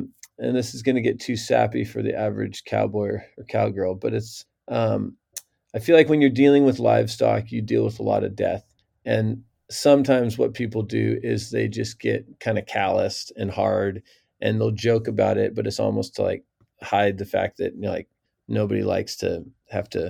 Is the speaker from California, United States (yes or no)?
yes; Central Coast, California, United States; moved away as an adult; also born or lived in Mexico; growing up on the Central Coast, it was always rural